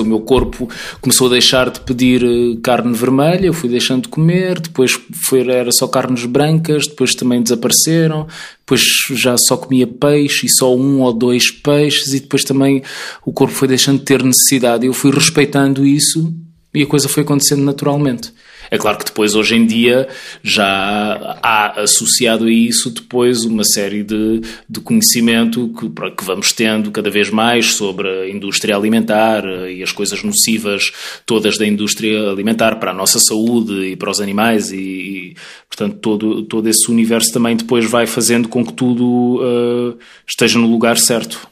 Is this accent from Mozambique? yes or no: yes; Mozambique; also born or lived in Portugal; now in Lisbon, Portugal; nós os dois somos moçambicanos, eu e o Bruno somos uhum. moçambicanos